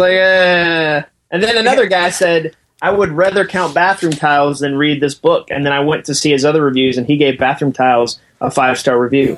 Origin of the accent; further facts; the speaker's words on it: Massachusetts, United States; moved away as an adult; I grew up in Massachusetts